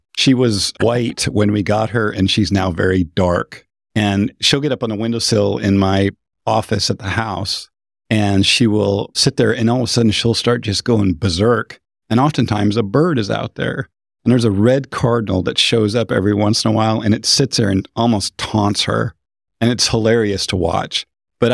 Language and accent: English; Pacific Northwest, United States; I'm from the Northwest. So I'm pretty excited about Washington.